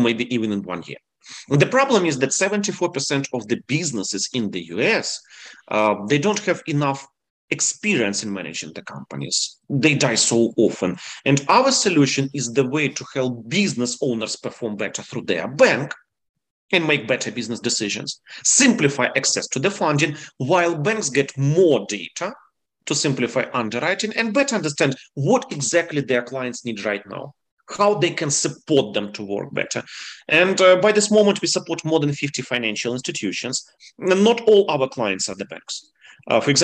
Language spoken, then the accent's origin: English; Ukraine; English is a second language; moved away as an adult; also born or lived in San Francisco; now in Charlotte, United States; originally, I'm from Ukraine